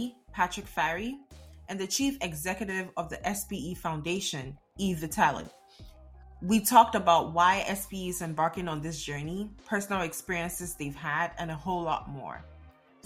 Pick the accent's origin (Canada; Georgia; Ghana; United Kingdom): Ghana; now in United States; I'm a young Black girl born and raised in Ghana, West Africa, with a degree in plastics engineering